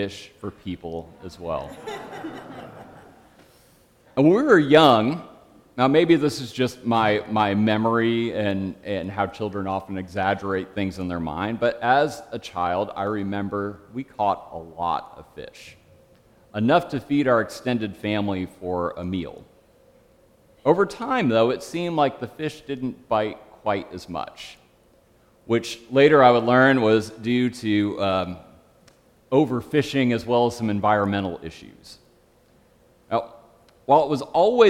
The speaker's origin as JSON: {"language": "English", "region": "Michigan", "country": "United States", "tie": "born or raised there", "said": "Growing up in Michigan, I was around water a lot"}